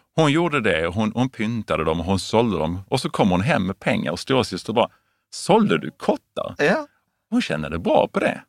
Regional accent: Veberöd, Skåne, Sweden; also born or lived in Lund / United States; uppvuxen i en familj med fem barn i ja. Veberöd

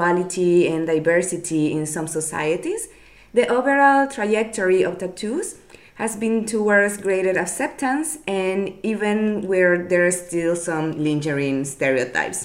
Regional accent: Nicaragua; from Nicaragua

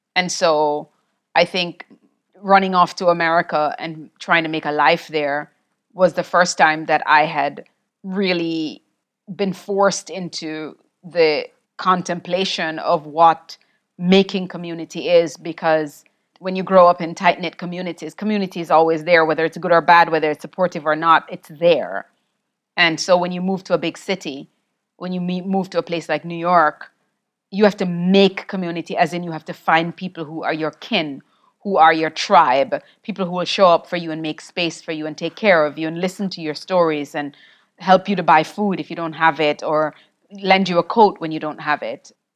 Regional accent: Jamaica; I grew up in Jamaica

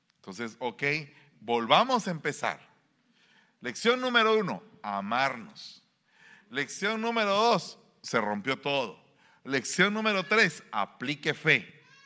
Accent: Guatemala; now in United States; en mi pueblo

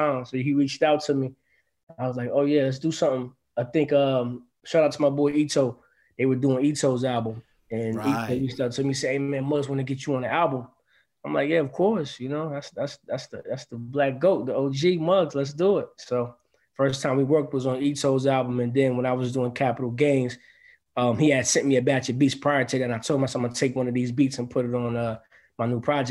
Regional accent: Grand Rapids, Michigan, United States; my hometown of Grand Rapids

